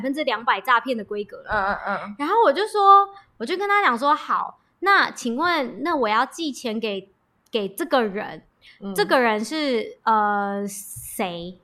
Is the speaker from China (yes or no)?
no; Taiwan; 他知道我是台湾人